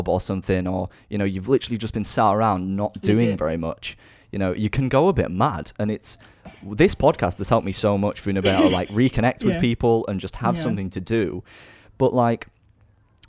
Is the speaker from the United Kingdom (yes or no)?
yes; Yorkshire and the Humber, United Kingdom; accent: Northern Yorkshire; my accent stands out because I'm the old, you know, Northern Yorkshire lad